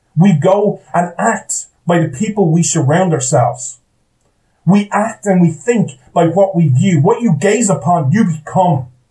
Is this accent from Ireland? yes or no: yes; Ireland; I'm an Irish guy